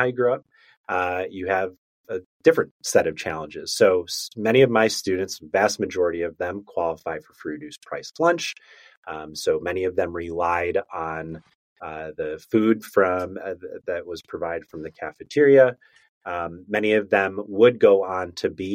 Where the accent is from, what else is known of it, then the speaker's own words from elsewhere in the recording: outside of Chicago, Illinois, United States; moved away as an adult; also born or lived in Virginia / Memphis, Tennessee; I grew up outside of Chicago, went to school in Virginia, applied to Teach for America, and got placed in Memphis, Tennessee.